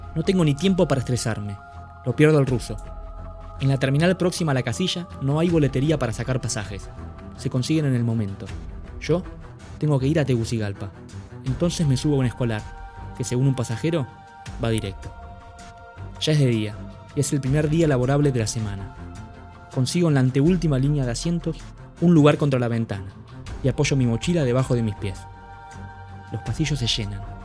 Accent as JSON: {"language": "Spanish", "country": "Argentina", "said": "¿De dónde eres? de, Argentina, le contesté con miedo"}